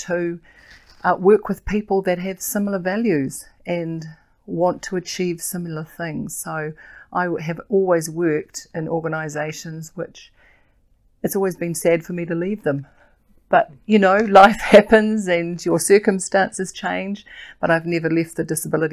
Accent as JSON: {"language": "English", "region": "Auckland", "country": "New Zealand", "tie": "born or raised there", "also_born_or_lived": "Kaitaia, Northland", "said": "I grew up in Auckland, in South Auckland"}